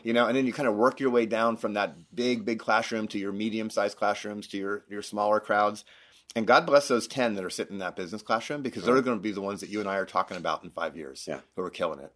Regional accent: Florida, United States; moved away as an adult; also born or lived in Denver, Colorado; now in Utah, United States; I grew up in Florida, um, went to school in Florida

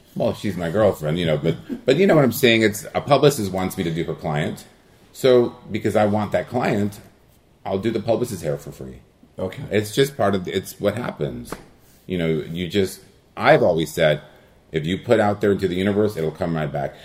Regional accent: El Monte, California, United States; first language Spanish; English is a second language; I grew up in El Monte, California

